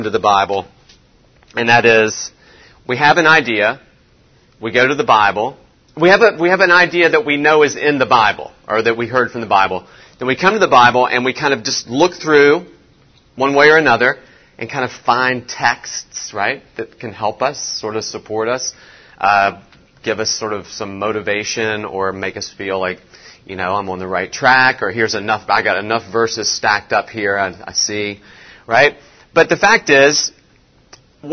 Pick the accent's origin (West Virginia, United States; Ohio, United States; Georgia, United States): West Virginia, United States; me growing up in West Virginia.